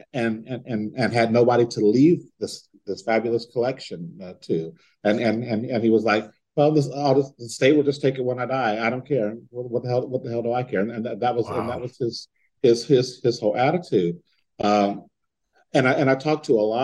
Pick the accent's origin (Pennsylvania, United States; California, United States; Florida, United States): California, United States; San Diego; moved away; I'm from San Diego